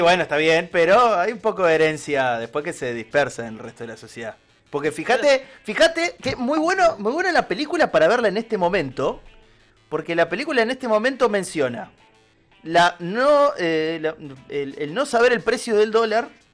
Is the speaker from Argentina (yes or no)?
yes; Argentina; yo como soy argentino y lo veo de afuera